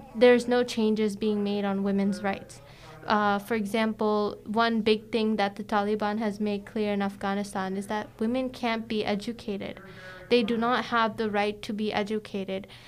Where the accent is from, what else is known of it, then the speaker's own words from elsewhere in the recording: United States; My family is actually from India. I was born in the uh, U.S.